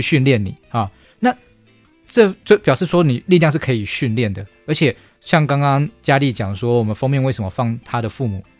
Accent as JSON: {"language": "Chinese", "country": "Taiwan", "said": "我们台湾人其实体质不弱啊，为什么？因为我们是海盗的后裔"}